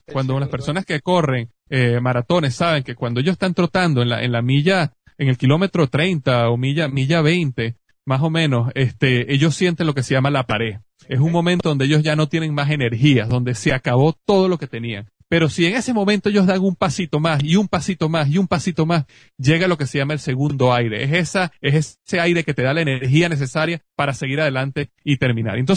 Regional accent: Venezuela; yo estaba en Venezuela, en mi país, me, me llevaron a una, a visitar una tía mía que vive en la playa

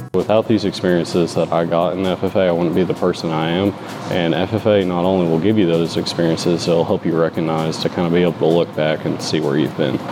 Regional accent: Batesville, Arkansas, United States; I'm from Batesville, Arkansas

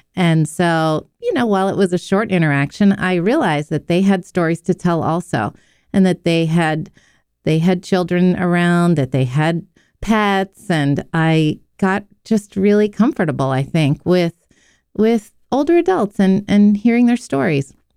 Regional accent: Pittsburgh, Pennsylvania, United States; I was born in Pittsburgh

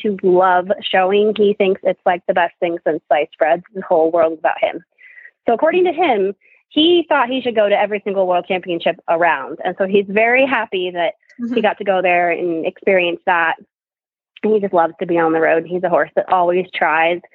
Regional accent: El Cajon, California, United States; also born or lived in Wellington, Florida; now in Colorado, United States; I was born and raised in El Cajon, California.

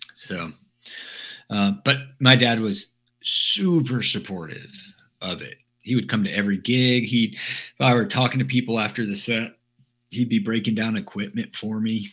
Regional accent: Dallas, Texas, United States; I grew up in Dallas

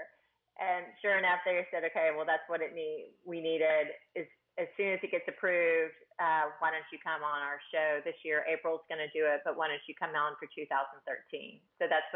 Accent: Houston, Texas, United States; we grew up in Houston, Texas in the city

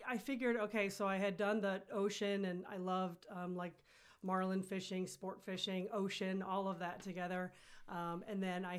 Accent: Delray Beach, Florida, United States; moved away as an adult; now in South Bend, United States; I'm actually originally from South Florida, a town called Delray Beach, which was unknown, but now it's totally known.

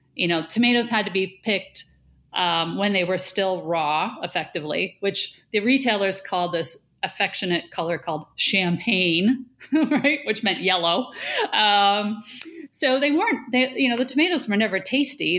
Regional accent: Buffalo, New York, United States; I grew up in Buffalo, south of Buffalo, right? You know, we're the Rust Belt.

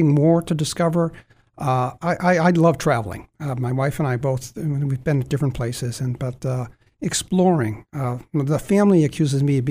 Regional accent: Weymouth, Massachusetts, United States; also born or lived in Braintree, Massachusetts / Chicago / Australia; I grew up in the South Shore of Boston, Braintree, and then Weymouth

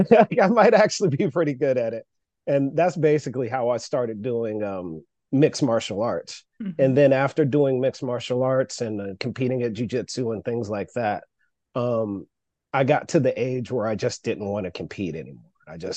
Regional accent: North Carolina, United States; Long time ago when I moved here to the Maryland area, because I'm originally from North Carolina, I was in several bands.

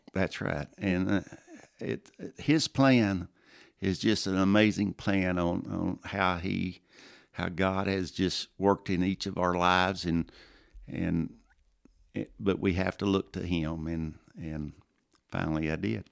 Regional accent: Plainview, Texas, United States; also born or lived in Azle, Texas / Lubbock, Texas; I grew up in Plainview, uh, grew up in the church, First Baptist Church of Plainview

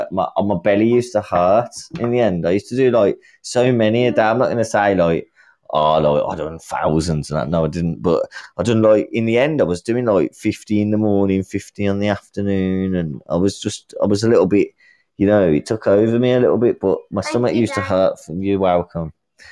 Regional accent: England, United Kingdom; But I'm from England. Yeah, of course. I don't mean to hurt your feelings and that with the way I speak. I'm from England.

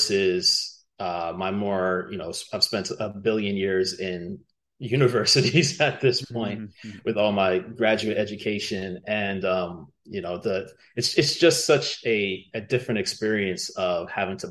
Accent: Miami, Florida, United States; accent: American; I'm growing up in Miami at the time

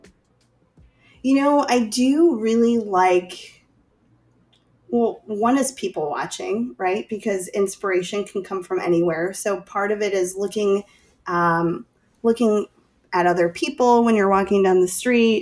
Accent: Chicago, Illinois, United States; I'm from Chicago

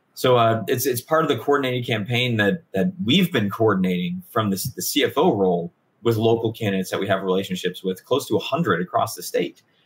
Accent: Hillsborough, Florida, United States; I'm from Hillsboro

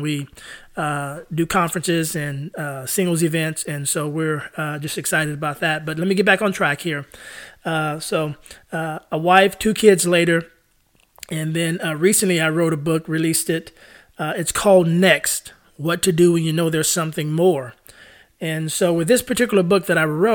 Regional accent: San Antonio, Texas, United States; moved away as an adult; now in Nashville, United States; I'm originally from San Antonio, Texas. I moved to Nashville, Tennessee, where I've been living here for the past 11 years.

